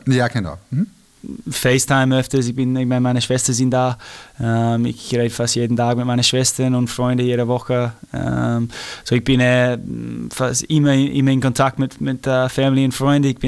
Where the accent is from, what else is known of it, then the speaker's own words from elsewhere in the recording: Australia; German is a second language; moved away; ich bin ja ein Australier, das, das bleibt eh immer so, aber ich muss sagen, ich habe richtig meine, meine Zeit genossen in Europa.